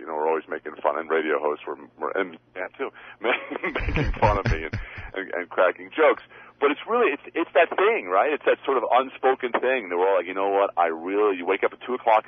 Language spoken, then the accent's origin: English; Long Island, New York, United States; moved away as an adult; now in Sherman Oaks, Los Angeles, United States; I'm from Long Island, New York